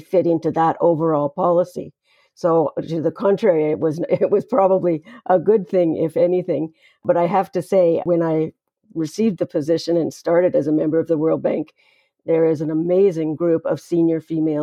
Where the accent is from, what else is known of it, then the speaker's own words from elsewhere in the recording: Canada; I'm a Canadian citizen who got my formal legal training at McGill University in Montreal